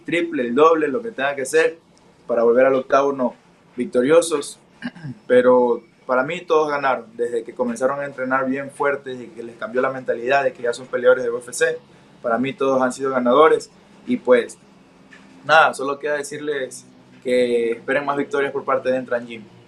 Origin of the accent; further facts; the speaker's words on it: Pasaje, El Oro, Ecuador; el centro de la ciudad, de donde nací